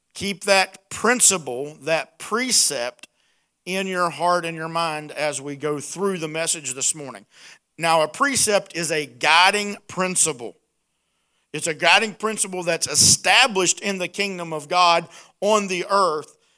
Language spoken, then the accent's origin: English; Appalachia, United States; accent: hillbilly; my hillbilly accent